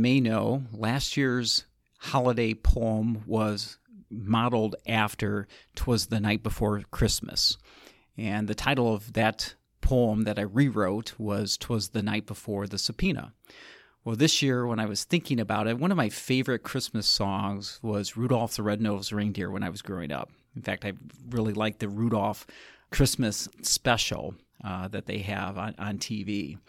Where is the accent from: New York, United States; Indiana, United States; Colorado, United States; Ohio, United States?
Indiana, United States; South Bend; since I'm from South Bend, Indiana for 30 years